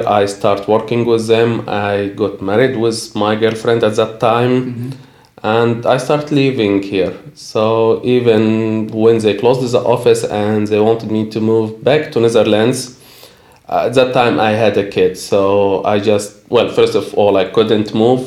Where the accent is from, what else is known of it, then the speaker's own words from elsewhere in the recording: near Luxor, Luxor Governorate, Egypt; moved away as an adult; also born or lived in Hurghada, Egypt; now in Bratislava, Slovakia; I lived near to Luxor in Egypt. Okay. So that was my hometown